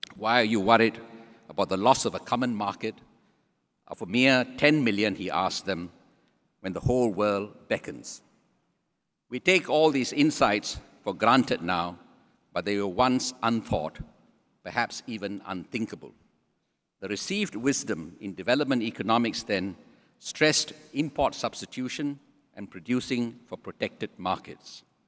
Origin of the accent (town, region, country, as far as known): Singapore